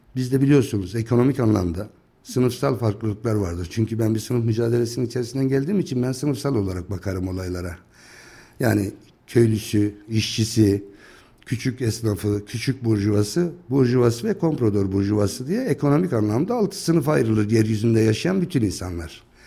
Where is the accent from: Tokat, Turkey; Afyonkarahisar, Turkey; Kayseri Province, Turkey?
Kayseri Province, Turkey; Akkışla; also born or lived in Van; 1965 e, Kayseri Akkışla doğumluyum. İlkokulu Akkışla'da okuduktan sonra